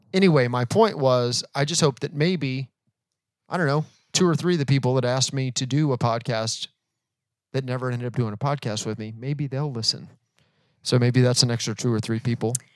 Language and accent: English; Florida, United States; now in Atlanta, United States; we live in Atlanta, but we are originally from Florida. Yes, that is correct. We are native Floridians.